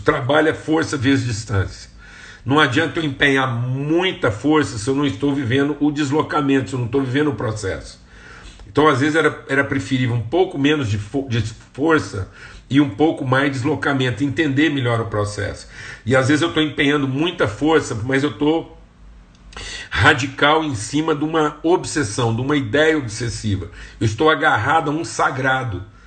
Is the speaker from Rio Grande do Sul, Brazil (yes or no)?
no; Uberlândia, Minas Gerais, Brazil; de onde eu nasci, Uberlândia